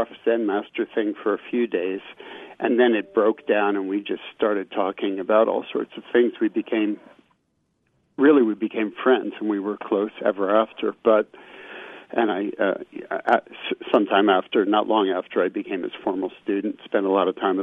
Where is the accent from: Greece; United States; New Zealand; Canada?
United States; Miami Beach, Florida; when I grew up in Miami Beach, Florida